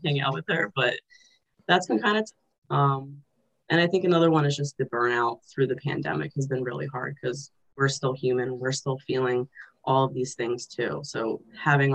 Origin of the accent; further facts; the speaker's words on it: Azerbaijan; moved away; I'm an immigrant or refugee, and like especially I'm from Azerbaijan, the former Soviet Union, so I speak Russian.